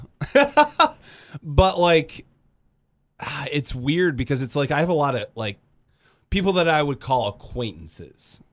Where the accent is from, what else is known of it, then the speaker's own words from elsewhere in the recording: Grand Rapids, Michigan, United States; moved away as an adult; now in Kalamazoo, United States; I'm from Grand Rapids